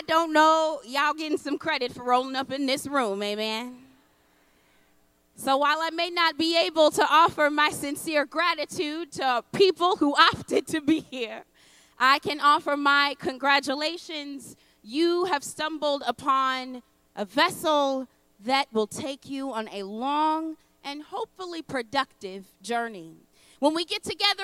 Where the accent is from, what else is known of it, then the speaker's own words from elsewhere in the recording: United States; I'm a Black woman born and raised in the United States